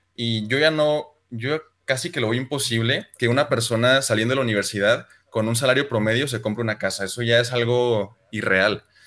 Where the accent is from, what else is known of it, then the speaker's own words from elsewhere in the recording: Chihuahua, Mexico; soy de Chihuahua